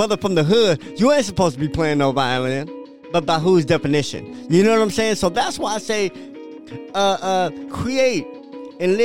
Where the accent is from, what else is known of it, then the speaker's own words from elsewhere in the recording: Bay Area, California, United States; now in Pasadena, United States; I'm from the Bay Area, but everybody knows I'm made in Dena.